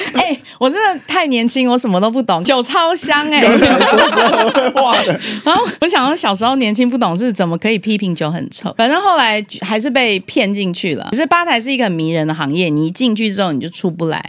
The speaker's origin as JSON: {"language": "Chinese", "town": "Taipei", "country": "Taiwan", "tie": "born or raised there", "also_born_or_lived": "Hong Kong", "said": "我妈生我的时候在香港生，然后一生完之后带来台北"}